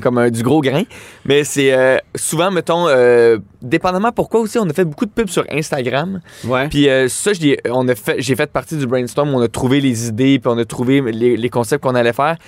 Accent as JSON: {"language": "French", "town": "Laval", "region": "Quebec", "country": "Canada", "tie": "born or raised there", "said": "je viens de Laval"}